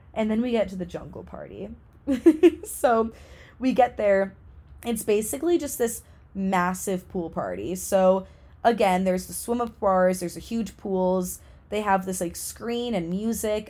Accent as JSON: {"language": "English", "region": "New England", "country": "United States", "said": "New England, which is where I'm from"}